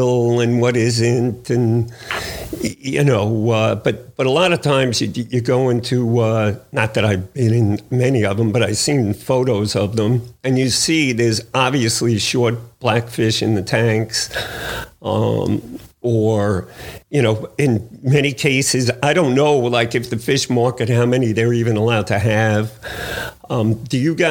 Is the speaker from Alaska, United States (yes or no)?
no; Nissequogue, New York, United States; I'm from the Nessaquah